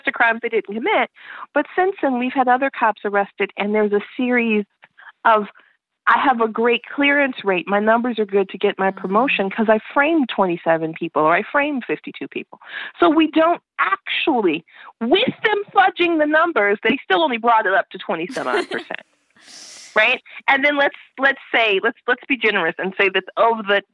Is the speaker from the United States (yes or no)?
yes; Chicago, Illinois, United States; I'm from Chicago